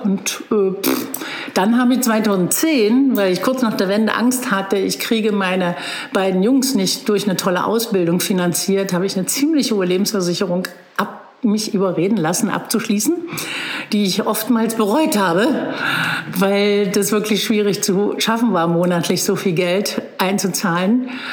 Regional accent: Magdeburg, Saxony-Anhalt, Germany; moved away as an adult; also born or lived in Berlin; now in Bad Belzig, Germany; Ich bin in Magdeburg geboren und dann nach dem Abitur nach Berlin gegangen

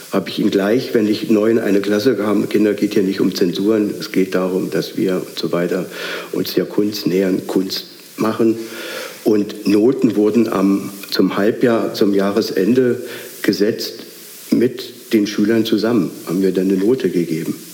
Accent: Potsdam, Brandenburg, Germany; also born or lived in Schwerin / Berlin; ich bin in Schwerin geboren, dann in, in Potsdam aufgewachsen und nach dem Mauerbau im Januar 62 sind meine Eltern nach Berlin gezogen.

